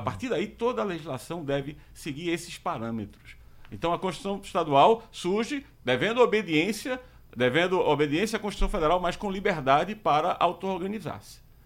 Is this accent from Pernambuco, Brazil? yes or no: yes; Recife, Pernambuco, Brazil; sou de Recife